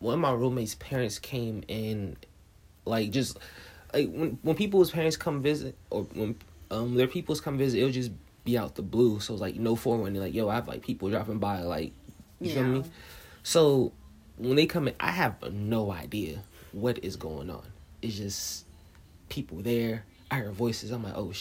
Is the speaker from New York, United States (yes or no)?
no; New Jersey, United States; I'm from New Jersey, so, you know, New Jersey to death